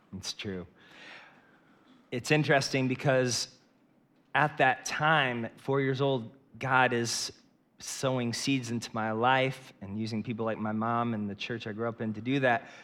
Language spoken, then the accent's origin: English; Northeast Ohio, United States; I grew up in Northeast Ohio with two parents